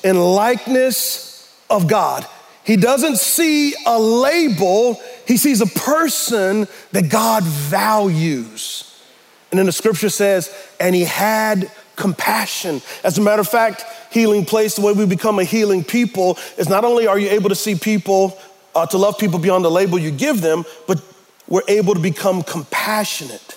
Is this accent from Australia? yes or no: no; United States; we as American Christians